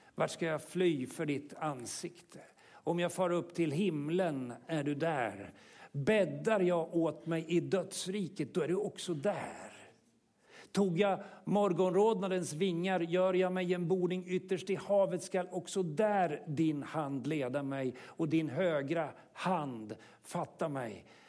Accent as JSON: {"language": "Swedish", "country": "Sweden", "said": "som vi svenskar har gjort med, med, med vår egen religiösa historia"}